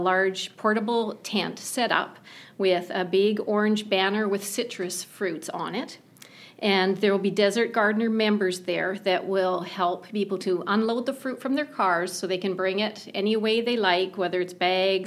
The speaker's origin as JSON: {"language": "English", "country": "Canada", "moved": "yes", "said": "I'm from Canada"}